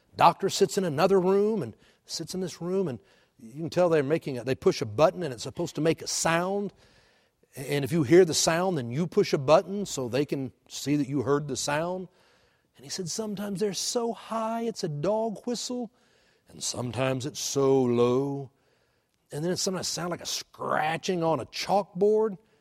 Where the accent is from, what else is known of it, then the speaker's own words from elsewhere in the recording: Texas, United States; moved away as an adult; now in Oklahoma, United States; I was born in Texas, and I grew up in Texas